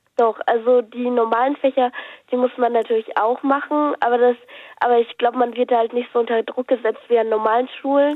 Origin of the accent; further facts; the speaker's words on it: Lippstadt, North Rhine-Westphalia, Germany; Ich, ich komme aus ähm, Lippstadt